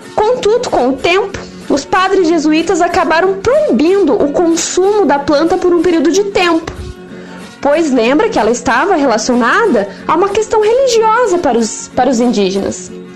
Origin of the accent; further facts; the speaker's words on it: São Mateus do Sul, Paraná, Brazil; como boa samotelense, nascida e criada na Terra do Mate